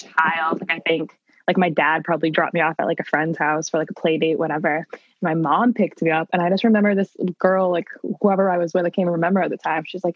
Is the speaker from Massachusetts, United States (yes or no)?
yes; Salem, Massachusetts, United States; I am from Salem, Massachusetts, up here in the North Shore